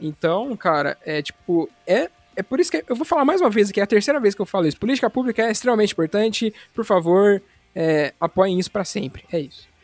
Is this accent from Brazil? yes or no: yes; interior of São Paulo, Brazil; moved away; Eu sou lá, de, lá do interior de São Paulo